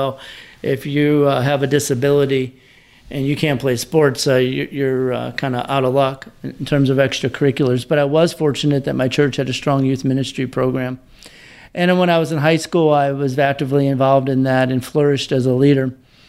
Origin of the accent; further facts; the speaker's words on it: Breese, Illinois, United States; I'm locally raised from Southern Illinois. I live in a little town called Breeze, about 40 miles east of downtown St. Louis.